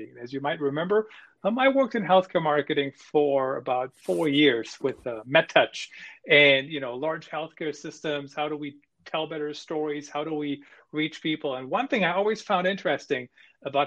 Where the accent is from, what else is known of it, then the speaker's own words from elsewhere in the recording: Germany; moved away; I grew up in Germany